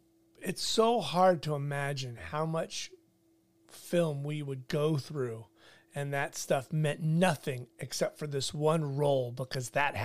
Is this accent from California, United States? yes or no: yes; Orange County, California, United States; I grew up in Orange County, and I've been a Dodger fan my whole life.